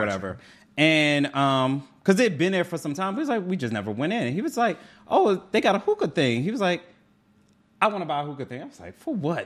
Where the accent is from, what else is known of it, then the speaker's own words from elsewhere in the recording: Baltimore, Maryland, United States; I'm from Baltimore